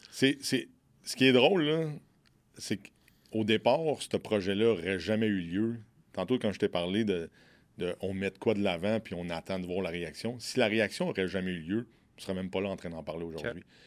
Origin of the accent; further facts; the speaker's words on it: Quebec, Canada; je viens du Québec